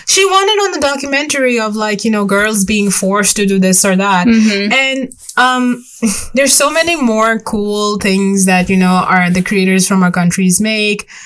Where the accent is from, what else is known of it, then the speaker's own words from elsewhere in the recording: Long Island, New York, United States; i'm from long island